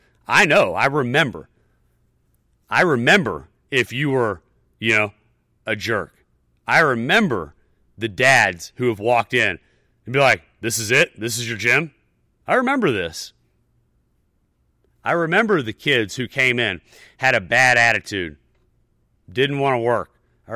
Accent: the South, United States; You know, I'm a Southerner, whatever.

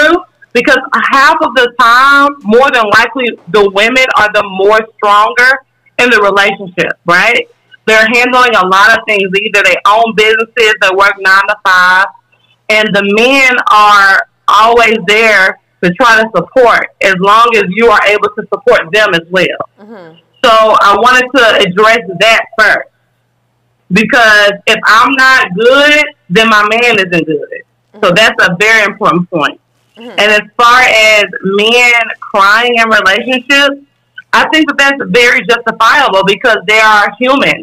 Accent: Jackson, Mississippi, United States; now in Chicago, United States; I'm from South Jackson

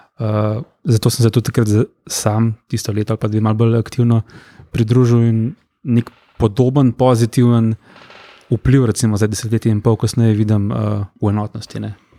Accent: Brnik, Upper Carniola, Slovenia; ja prihajam iz Gorenske, recimo, ja. iz Brnika, eh, rodno

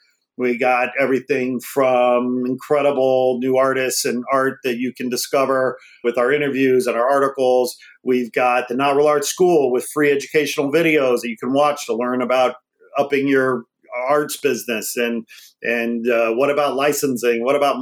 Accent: Midwest, United States; now in Los Angeles, United States; Born and raised in the Midwest, like me, we hit it off, Midwesterners. Yeah. Anyway, he relocated to LA again, like me

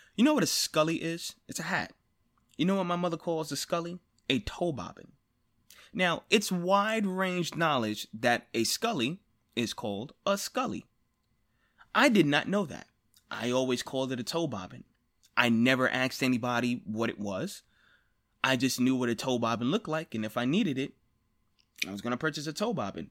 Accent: United States; I am an American

